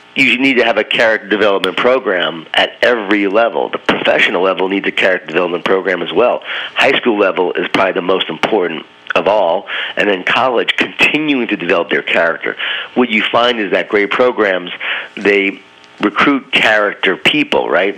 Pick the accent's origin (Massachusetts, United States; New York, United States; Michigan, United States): New York, United States; Smithtown; I grew up in Smithtown, right? Well, if I'm a coach now at Smithtown, Long Island, New York